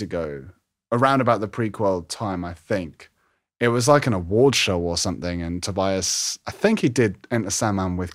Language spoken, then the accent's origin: English; London, United Kingdom; moved away as an adult; now in Harrogate, United Kingdom; I live in Yorkshire, but I'm actually from London originally.